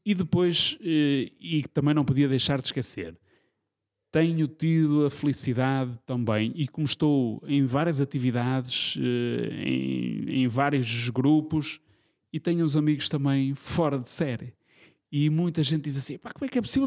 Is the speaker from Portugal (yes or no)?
yes; Norte, Portugal; eu sou do norte